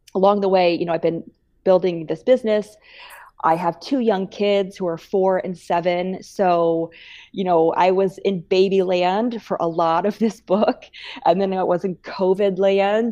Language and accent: English; Bellevue, Nebraska, United States; moved away as an adult; also born or lived in Missouri; I grew up in Bellevue, Nebraska